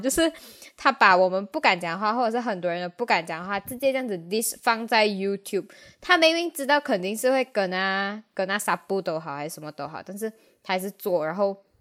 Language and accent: Chinese; Malaysia; 我们马来西亚人